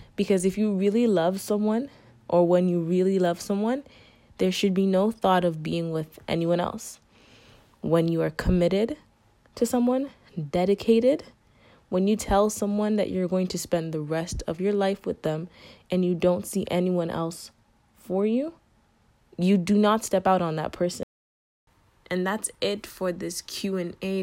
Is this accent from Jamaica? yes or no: yes; Jamaica; I'm Jamaican